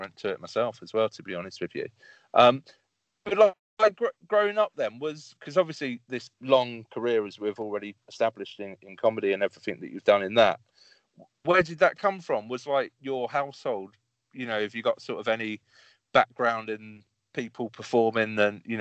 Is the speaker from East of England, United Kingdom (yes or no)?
yes; Bedfordshire, East of England, United Kingdom; growing up in Bedfordshire